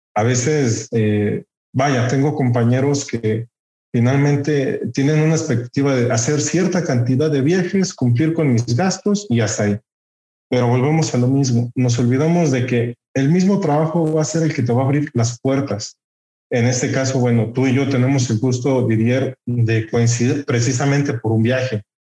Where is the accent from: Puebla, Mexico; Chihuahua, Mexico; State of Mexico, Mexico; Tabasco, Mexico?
State of Mexico, Mexico; Texcoco; orgullosamente texcocano. De hecho, Curiosamente cuentan mis papás que la semana de nacido yo llegué aquí a Texcoco, entonces como tal, pues yo soy más de Texcoco que de la Ciudad de México